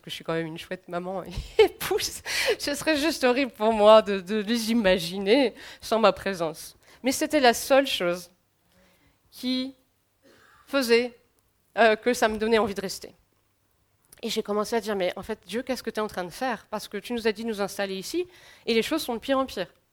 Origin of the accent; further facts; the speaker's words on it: France; en tant que Français